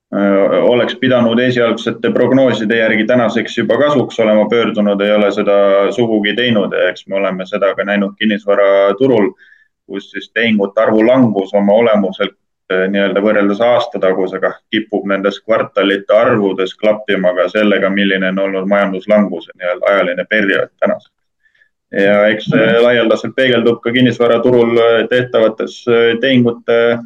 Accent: Rakvere, Lääne-Viru County, Estonia; Rakvere linnas Lääne-Virumaal, kust ma ise olen pärit

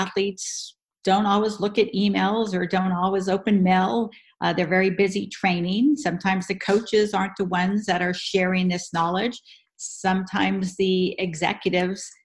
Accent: Southern California, United States; I'm from Southern California

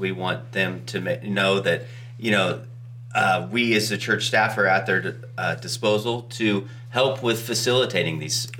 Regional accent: California, United States; accent: California; I was told when I was in South Africa that I sounded sophisticated with my California accent.

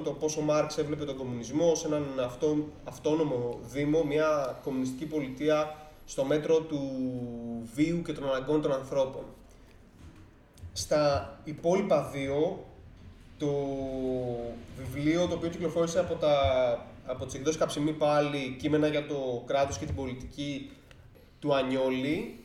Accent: Greece; σαν Έλληνες

